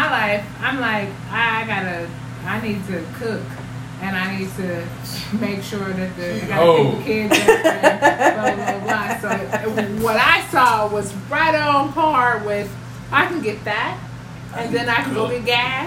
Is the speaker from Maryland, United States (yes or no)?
no; Vallejo, California, United States; I am from the Crest